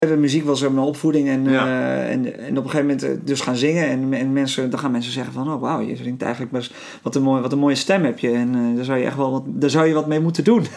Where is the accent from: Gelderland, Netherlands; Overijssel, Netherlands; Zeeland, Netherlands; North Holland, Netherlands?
North Holland, Netherlands; Nieuw-Vennep; also born or lived in Tilburg / Rotterdam; Toen zijn we dus met z'n allen naar Nieuw-Vennep verhuisd